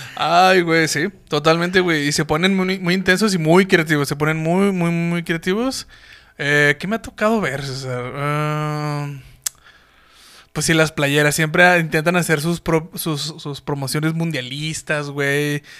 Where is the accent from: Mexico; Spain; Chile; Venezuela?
Mexico; nuestra identidad como mexicanos